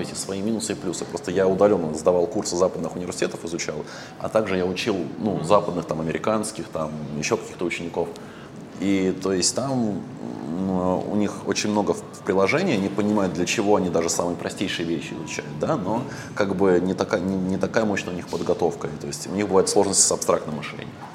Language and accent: Russian; Russia; moved away as an adult; now in Vietnam; я в России всю жизнь вырос